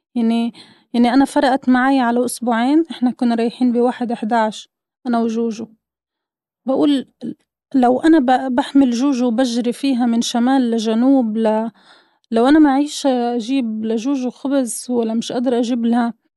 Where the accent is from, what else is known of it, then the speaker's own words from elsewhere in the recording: Gaza, Gaza Strip, Palestine; moved away; انا من غزة